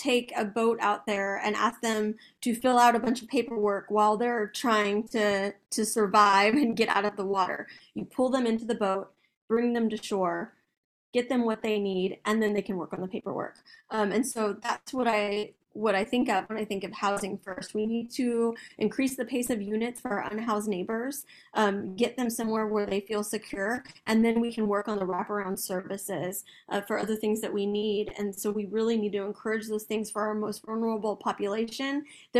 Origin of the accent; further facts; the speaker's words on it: Austin, Texas, United States; I grew up in South Austin